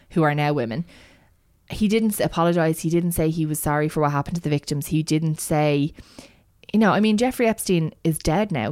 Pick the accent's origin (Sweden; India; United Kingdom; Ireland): Ireland; I am Irish